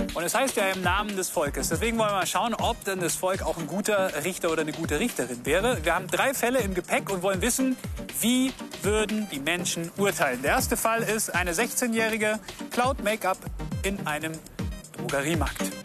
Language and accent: German; Augsburg, Bavaria, Germany; Wir sind hier mitten in der Innenstadt von Augsburg, meiner Heimatstadt